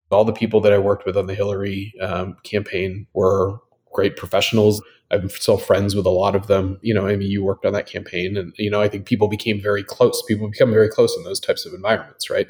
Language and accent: English; Washington, United States; now in Brooklyn, United States; I grew up in Washington State. I'm somewhat of a transplant to the East Coast. Have been here now for about 15 years and uh, live in Brooklyn